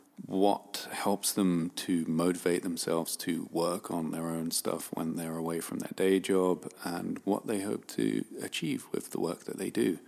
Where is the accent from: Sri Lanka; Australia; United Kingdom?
United Kingdom; London; moved away as an adult; now in Los Angeles, United States; I grew up in a borough in Southwest London called Wandsworth